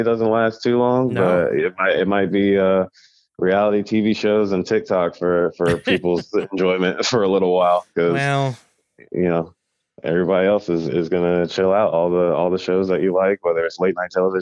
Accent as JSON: {"language": "English", "town": "Greensboro", "region": "North Carolina", "country": "United States", "tie": "born or raised there", "also_born_or_lived": "Raleigh, North Carolina / Durham, North Carolina", "moved": "as an adult", "lives_now": "New York, United States", "said": "growing up in Greensboro"}